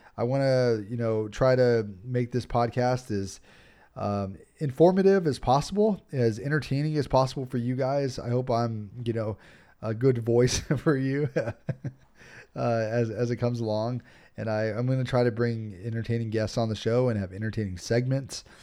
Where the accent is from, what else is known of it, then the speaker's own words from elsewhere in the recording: Los Angeles, California, United States; I live here in Los Angeles.